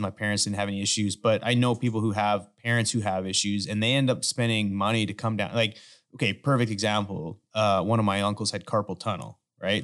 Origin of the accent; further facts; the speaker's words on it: Canada; now in United States; I grew up in Canada